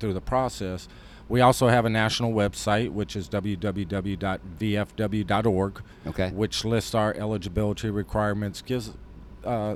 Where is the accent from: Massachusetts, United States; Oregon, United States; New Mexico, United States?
New Mexico, United States; I'm from New Mexico.